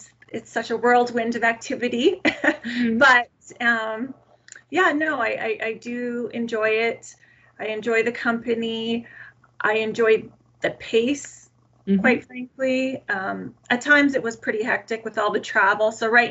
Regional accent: Calgary, Alberta, Canada; I was born and raised in Calgary, Alberta, Canada

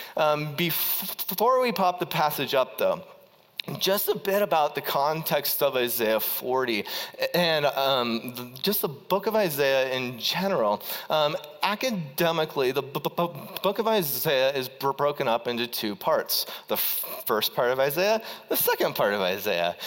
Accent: Ohio, United States; I was from Ohio

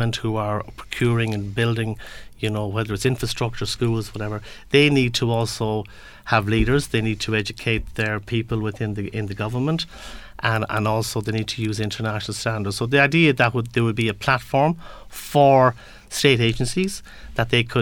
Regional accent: Galway, Connacht, Ireland; I'm from Galway

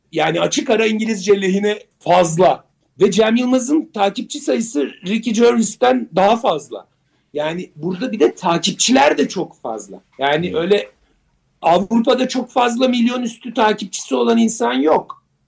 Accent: Turkey; bizim memlekette

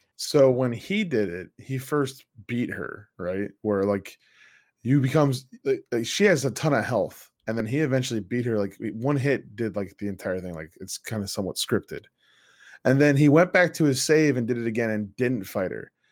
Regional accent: United States; I'm an American

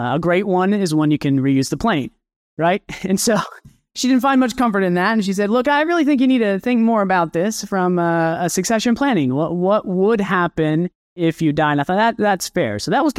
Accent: Kansas, United States; now in Arkansas, United States; I'm originally from Kansas. So if you're from the West Coast, you probably flew over my very beautiful home state, and I'm now in Arkansas.

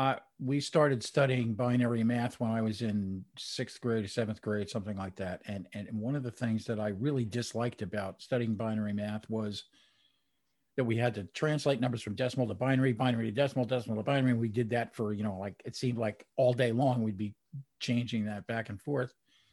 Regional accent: New Jersey, United States; But I grew up in New Jersey, just outside of New York City. I used to be able to walk across the George Washington Bridge into Manhattan

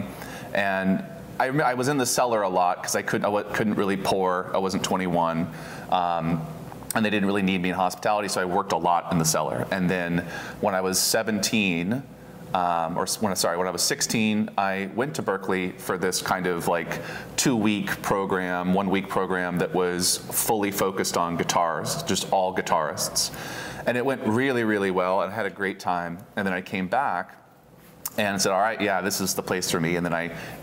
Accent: Oregon, United States; also born or lived in Houston, Texas; I've spent the majority of 30 years in Oregon, out in Chehalem Mountain

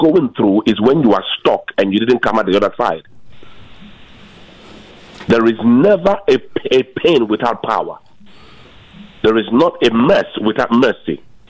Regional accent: Nigeria; now in Arkansas, United States; So I believe I came from Nigeria, and I've been here for 21 years.

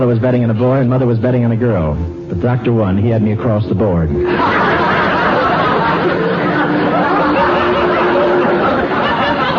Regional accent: Cleveland, Ohio, United States; moved away; reared in Cleveland.

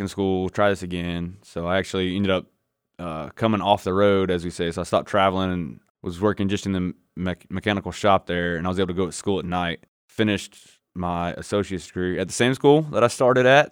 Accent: Northwest Florida, United States; growing up in Northwest Florida, especially back in back when I did it in the nineties

